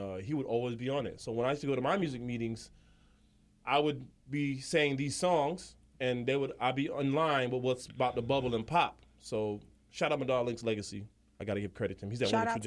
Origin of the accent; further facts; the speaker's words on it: Jamaica; Being Jamaican